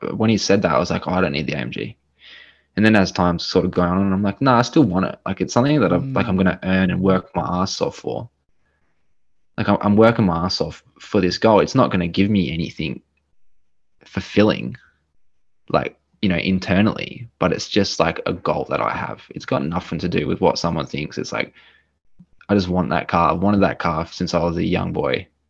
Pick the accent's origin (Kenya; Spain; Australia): Australia; Adelaide, South Australia; Adelaide boy, mate. Through and through, mate.